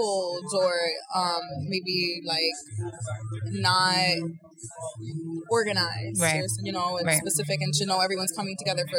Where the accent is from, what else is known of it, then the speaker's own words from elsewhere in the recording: New York, United States; I'm from New York.